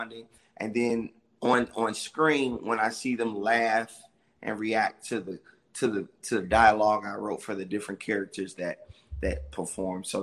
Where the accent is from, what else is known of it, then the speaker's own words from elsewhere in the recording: Chicago, Illinois, United States; I'm from Chicago